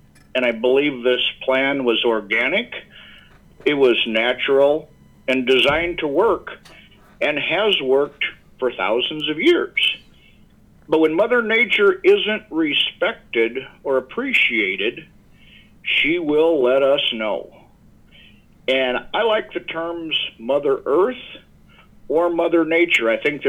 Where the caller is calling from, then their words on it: Yankton, South Dakota, United States; I am calling in from our home office, which is in the town of Yankton, which is in the great state of South Dakota. Yankton is located in the southeast portion of South Dakota along the Missouri River with beautiful rolling bluffs, and it's perfect for grazing stock cows.